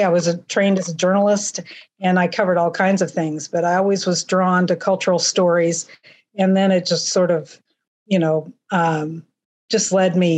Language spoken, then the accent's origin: English; Kansas, United States; also born or lived in Pittsburgh, Kansas; I was raised in Kansas